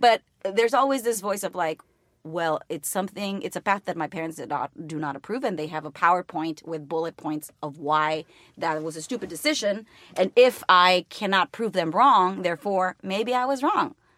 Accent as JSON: {"language": "English", "country": "Mexico", "first_language": "Spanish", "second_language": "English", "moved": "as an adult", "lives_now": "United States"}